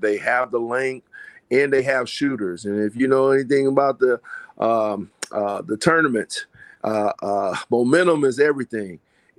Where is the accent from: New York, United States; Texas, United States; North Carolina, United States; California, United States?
California, United States; now in Iowa, United States; when I came from California to Iowa.